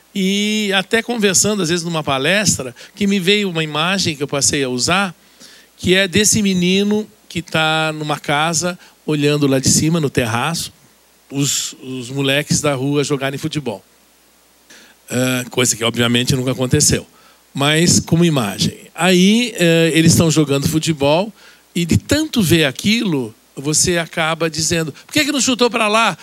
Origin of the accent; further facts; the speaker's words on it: Santos, São Paulo, Brazil; Eu nasci em Santos, o que é um dado muito importante, na verdade, para mim nascer numa cidade pequena